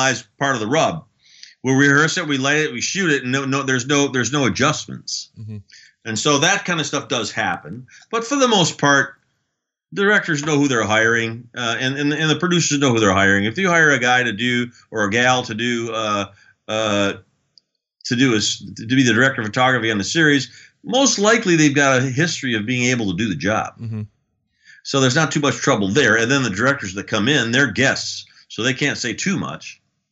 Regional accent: United States; I come from the United States

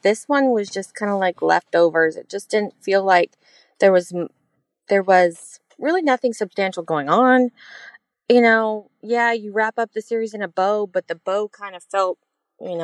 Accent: Fort Worth, Texas, United States; I'm from Texas, North Texas, Fort

